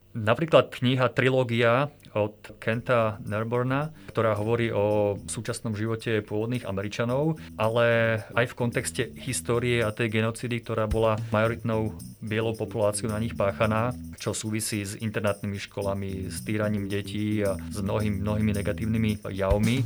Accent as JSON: {"language": "Slovak", "town": "Považská Bystrica", "region": "Trenčín Region", "country": "Slovakia", "also_born_or_lived": "Colorado, United States", "moved": "yes", "lives_now": "Bratislava, Slovakia", "said": "Ja keďže som z Považskej Bystrice"}